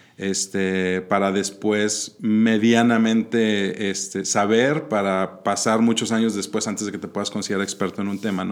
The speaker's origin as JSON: {"language": "Spanish", "town": "Monterrey", "region": "Nuevo León", "country": "Mexico", "tie": "born or raised there", "also_born_or_lived": "Mexico City"}